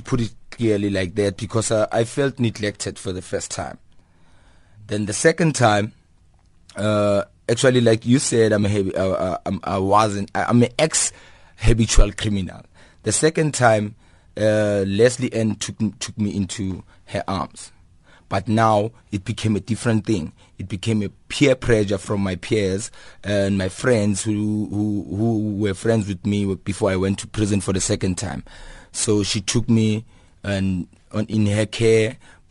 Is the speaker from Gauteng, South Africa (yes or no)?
yes; Kliptown, Gauteng, South Africa; It started actually innocently when I was young, growing up in Kliptown. It's a previously disadvantaged community.